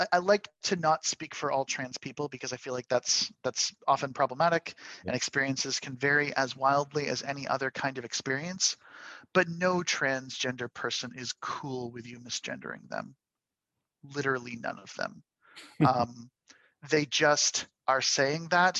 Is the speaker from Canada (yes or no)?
yes; Canada; I'm a Canadian